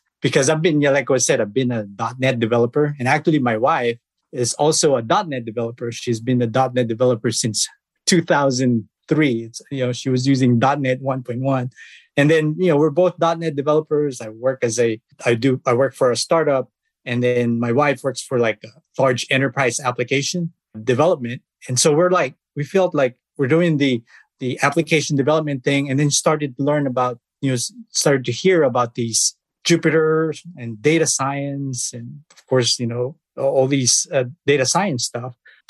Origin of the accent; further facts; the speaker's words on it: Philippines; I was born in the Philippines. I started programming back in high school, I started with GW Basic.